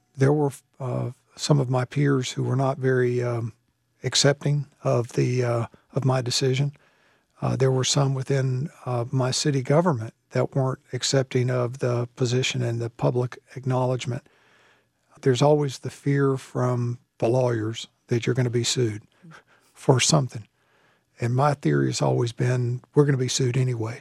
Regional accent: the South, United States; also born or lived in Fayetteville, North Carolina; now in Charlotte, United States; I'm from the South.

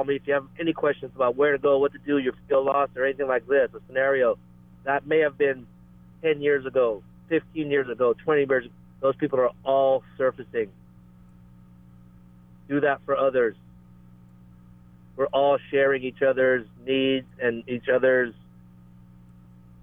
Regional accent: Georgetown, Guyana; now in Lahaina, United States; Georgetown, Guyana, where I was born in 1972.

